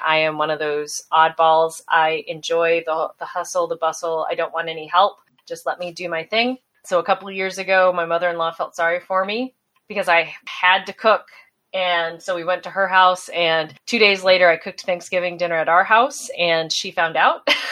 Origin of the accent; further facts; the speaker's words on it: South Dakota, United States; growing up in South Dakota